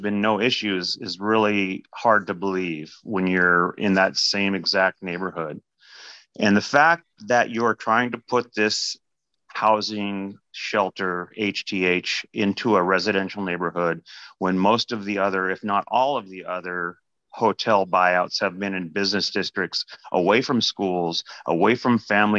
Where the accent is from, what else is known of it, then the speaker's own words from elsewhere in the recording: Seattle, Washington, United States; now in Kirkland, United States; I grew up in Seattle. I've been in Kirkland for 25 years. I've watched Seattle deteriorate into a cesspool.